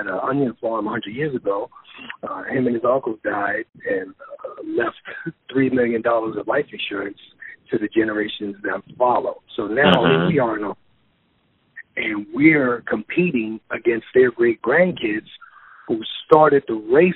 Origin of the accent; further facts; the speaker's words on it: New York City, New York, United States; now in Los Angeles, United States; I am born and raised in New York City